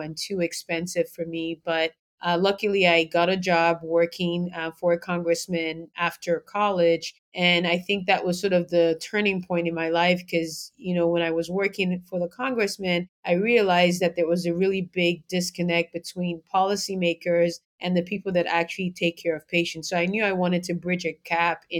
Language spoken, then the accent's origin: English; Lagos, Nigeria; also born or lived in Georgia, United States; now in United States; I was born and raised in Lagos, Nigeria